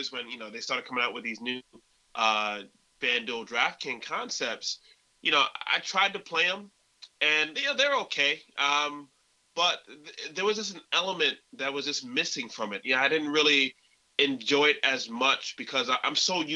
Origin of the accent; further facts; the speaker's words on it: Rochester, New York, United States; I'm from New York